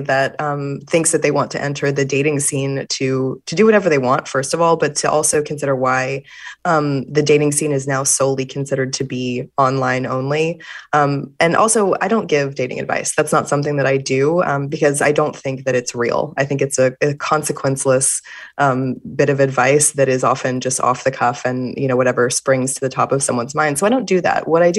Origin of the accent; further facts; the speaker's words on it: Fort Worth, Texas, United States; And I grew up in Fort Worth, Texas, where homecoming was a big deal.